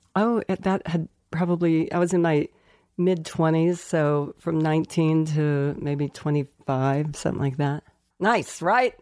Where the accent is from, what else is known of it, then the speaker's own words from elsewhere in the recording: Colorado Springs, Colorado, United States; moved away; we grew up in Colorado Springs, Colorado